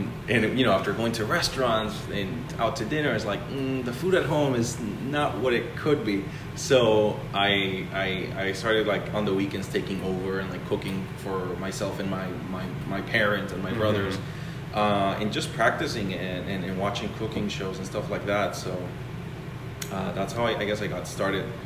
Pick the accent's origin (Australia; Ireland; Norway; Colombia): Colombia; moved away; also born or lived in Spain / Chicago / Los Angeles; I am from Colombia, South America. I started working in the restaurants when I was 14, my parents' restaurant.